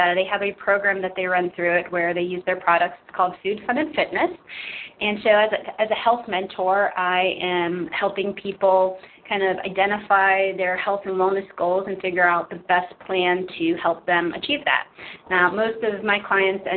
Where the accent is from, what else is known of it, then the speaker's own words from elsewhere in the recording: Pittsburgh, Pennsylvania, United States; moved away as an adult; I'm from the Pittsburgh area originally